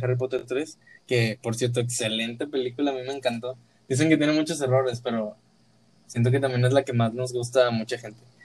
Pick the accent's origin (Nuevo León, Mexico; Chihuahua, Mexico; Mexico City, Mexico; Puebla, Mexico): Nuevo León, Mexico; Monterrey; somos de aquí de Monterrey